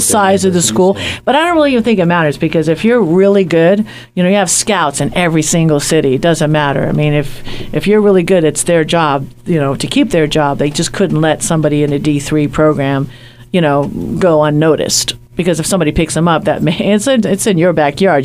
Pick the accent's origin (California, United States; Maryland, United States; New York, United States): New York, United States; moved away; I'm from New York